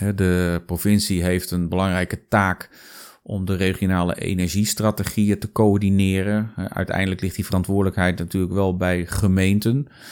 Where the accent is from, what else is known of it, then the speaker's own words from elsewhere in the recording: Zeist, Utrecht, Netherlands; moved away as an adult; also born or lived in Amsterdam; Ik ben geboren en getogen in Zeist